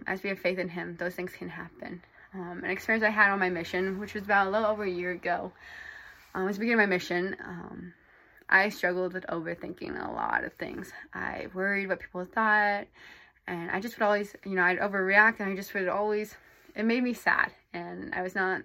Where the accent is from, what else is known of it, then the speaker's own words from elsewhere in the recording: Iowa, United States; moved away as an adult; now in Provo, United States; I'm from Iowa, but right now I'm currently in Provo, Utah